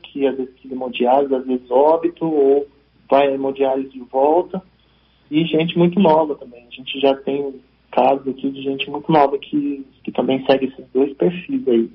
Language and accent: Portuguese; São Paulo, Brazil; now in Espírito Santo, Brazil; eu vim de São Paulo, sou paulista